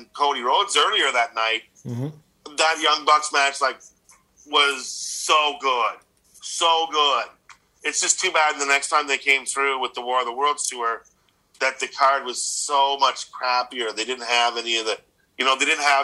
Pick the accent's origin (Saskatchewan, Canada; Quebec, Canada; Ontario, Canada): Ontario, Canada; Ottawa; I grew up in Ottawa